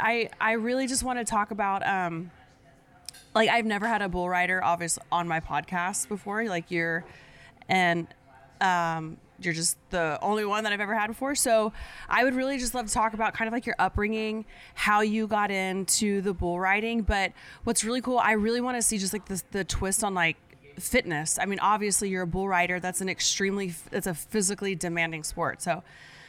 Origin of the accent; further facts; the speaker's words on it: Oklahoma, United States; I'm actually from Oklahoma. I grew up on the Rock and D Ranch.